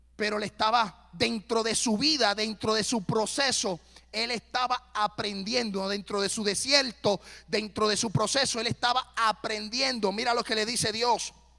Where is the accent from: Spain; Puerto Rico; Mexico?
Puerto Rico; now in Tennessee, United States; soy puertorriqueño